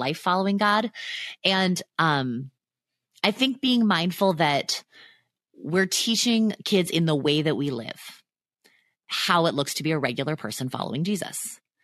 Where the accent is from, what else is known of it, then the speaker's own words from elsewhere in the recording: near Disneyland, Southern California, United States; also born or lived in Chicago; I grew up near Disneyland